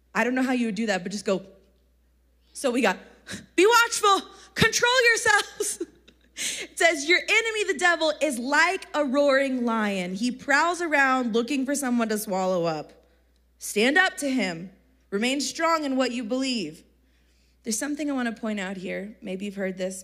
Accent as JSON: {"language": "English", "region": "Texas", "country": "United States", "accent": "country", "said": "I'm from Texas"}